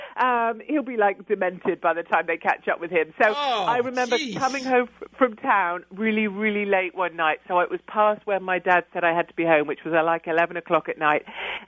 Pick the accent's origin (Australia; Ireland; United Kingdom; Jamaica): United Kingdom; we have this reserved thing, don't we, being British?